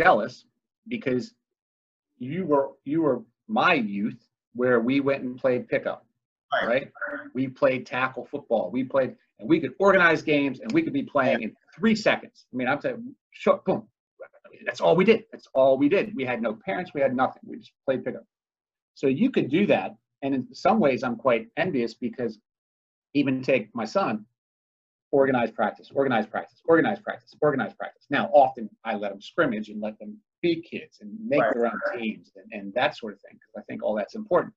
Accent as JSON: {"language": "English", "country": "United States", "said": "as an American, I was offended by that."}